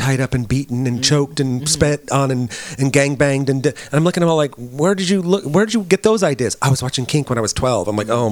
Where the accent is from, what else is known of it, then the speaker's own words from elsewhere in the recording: San Jose, California, United States; now in Los Angeles, United States; I've been in L.A. for 37 years now, but I grew up in the Bay Area